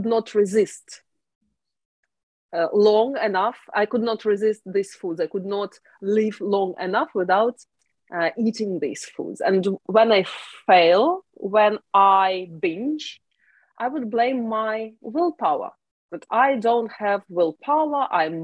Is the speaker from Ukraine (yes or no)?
yes; Ukraine; moved away as an adult; now in United Kingdom; Originally, I'm from Ukraine